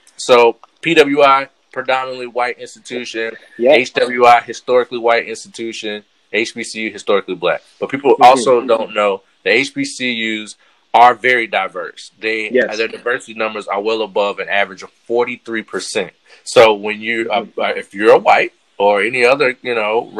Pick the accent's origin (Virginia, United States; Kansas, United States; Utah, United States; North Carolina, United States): North Carolina, United States; I'm from North Carolina